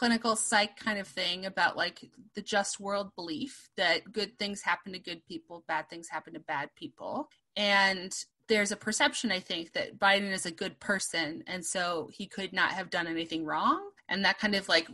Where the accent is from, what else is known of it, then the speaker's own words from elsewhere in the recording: Chicago, Illinois, United States; I am from Chicago, and I got to have Obama as my state senator